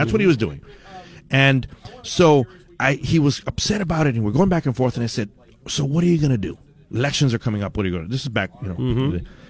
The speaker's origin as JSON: {"language": "English", "town": "Douglas", "region": "Arizona", "country": "United States", "tie": "born or raised there", "said": "I grew up in Arizona. Mm-hmm. I grew up in Douglas."}